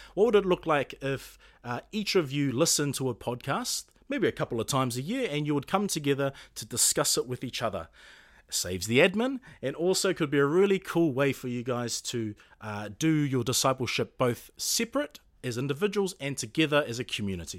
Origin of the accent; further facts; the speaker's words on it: Auckland, New Zealand; also born or lived in Puketāpapa, Auckland; I grew up in Orchara in Manureo and currently reside in Puketapapa